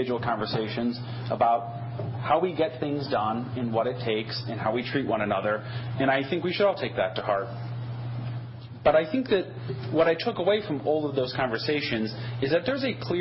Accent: Wauwatosa, Wisconsin, United States; now in Dane County, United States; I grew up in Wauwatosa, just outside Milwaukee

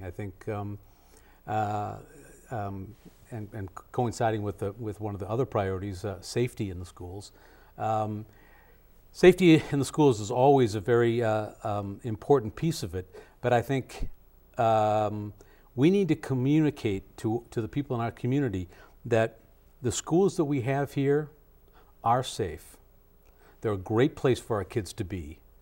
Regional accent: Madison, Wisconsin, United States; moved away; also born or lived in Connecticut; I decided to move back to my hometown here in Madison, um, from Connecticut.

